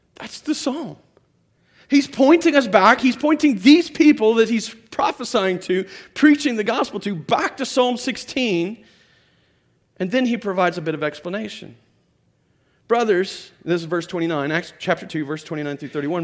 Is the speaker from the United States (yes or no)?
yes; United States